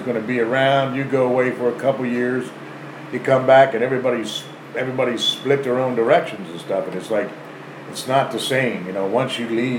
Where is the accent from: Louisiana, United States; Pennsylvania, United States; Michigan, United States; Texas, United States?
Pennsylvania, United States; Conshohocken; now in King of Prussia, United States; I was born in Conshohocken, raised in Conshohocken until the time I went into service, and now I'm in the King of Prussia area